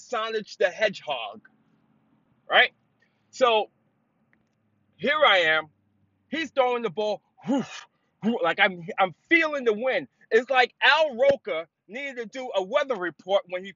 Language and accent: English; New York City, New York, United States; growing up in the city, growing up in the Bronx